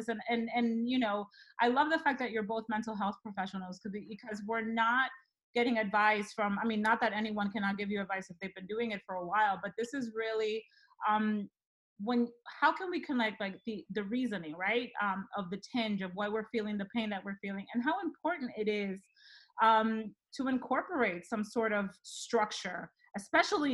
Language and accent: English; Dominican Republic; moved away; I am originally from the Dominican Republic. So I moved here